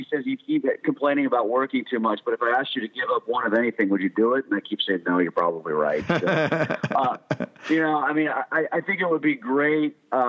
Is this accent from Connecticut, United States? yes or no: yes; Guilford, Connecticut, United States; also born or lived in Boston, Massachusetts; now in Pittsburgh, United States; I grew up in Connecticut, kind of in a little town called Guilford, which is on Long Island Sound, a little bit more New York than it is Boston. But I was born in Boston, raised in New England, raised in Connecticut